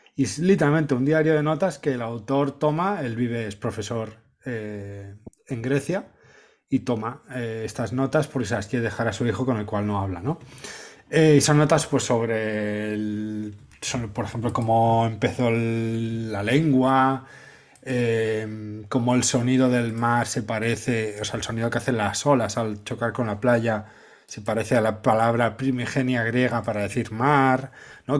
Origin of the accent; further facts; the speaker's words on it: Cambrils, Catalonia, Spain; mi pueblo, Cambrils, el Mediterráneo